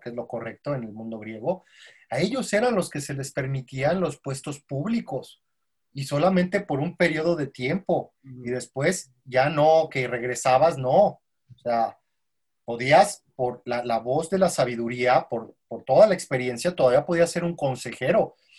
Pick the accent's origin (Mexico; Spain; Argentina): Mexico; como mexicanos